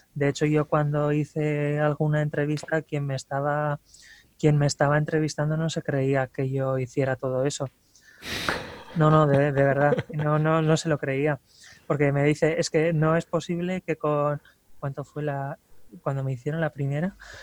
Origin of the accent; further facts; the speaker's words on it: Ermua, Basque Country, Spain; soy de Erma, vaya, eh, del pueblo más cercano también al, vertedero